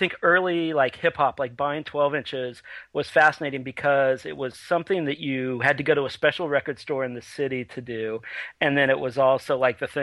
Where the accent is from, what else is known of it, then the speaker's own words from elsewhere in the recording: Redding, California, United States; I grew up in Northern California in a town called Redding